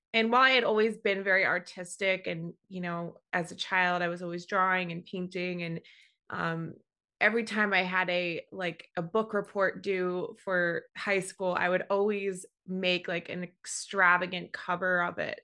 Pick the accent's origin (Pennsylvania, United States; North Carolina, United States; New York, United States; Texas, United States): New York, United States; I'm born and raised in New York, and I've lived in the city for over fifteen years now